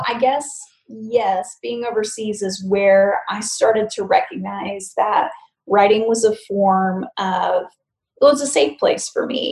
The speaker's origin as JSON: {"language": "English", "country": "United States", "also_born_or_lived": "London", "said": "as an American"}